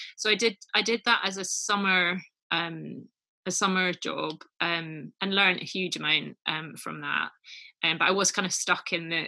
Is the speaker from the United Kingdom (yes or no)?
yes; Edinburgh, Scotland, United Kingdom; moved away as an adult; also born or lived in Oxford; I was born and brought up in Edinburgh in Scotland.